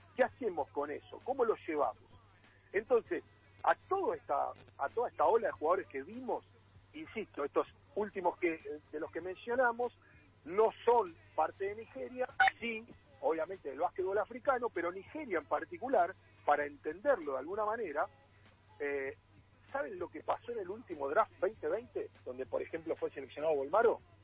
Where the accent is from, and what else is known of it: Argentina